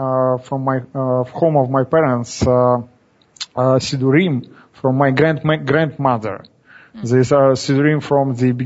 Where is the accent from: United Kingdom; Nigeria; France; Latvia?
Latvia; Daugavpils; now in Tallinn, Estonia; I was born in Daugavpils, Latvia. It is 600 kilometers from here.